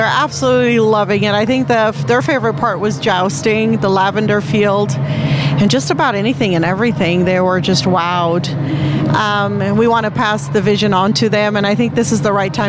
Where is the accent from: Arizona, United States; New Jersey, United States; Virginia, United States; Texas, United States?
Texas, United States; San Antonio; we're from San Antonio, Texas